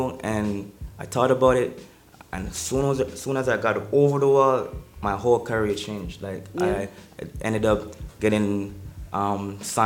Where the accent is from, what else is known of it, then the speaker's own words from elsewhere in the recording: Jamaica; moved away as an adult; also born or lived in Boston; I'm originally from Jamaica.